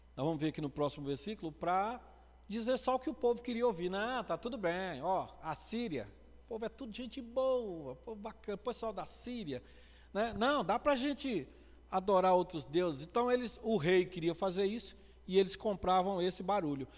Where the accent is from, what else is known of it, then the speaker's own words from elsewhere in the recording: Northeast Region, Brazil; Como bom nordestino